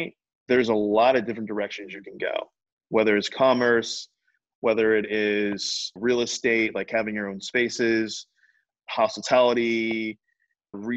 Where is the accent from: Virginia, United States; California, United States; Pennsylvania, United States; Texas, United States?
Virginia, United States; Richmond; I'm from Richmond, Virginia